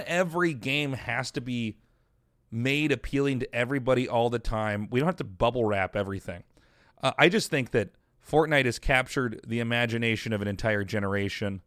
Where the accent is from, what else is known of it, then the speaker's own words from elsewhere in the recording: Kansas, United States; moved away; also born or lived in Colorado; the conservative people that I grew up with in Kansas